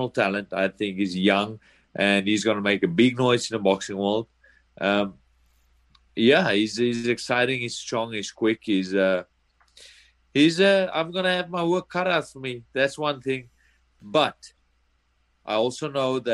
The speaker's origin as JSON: {"language": "English", "country": "South Africa", "moved": "as an adult", "lives_now": "United States", "said": "I come from South Africa"}